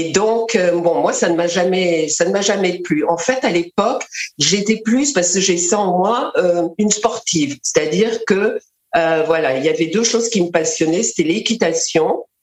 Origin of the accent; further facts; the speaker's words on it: Mali; born there; et moi, je suis née au Mali.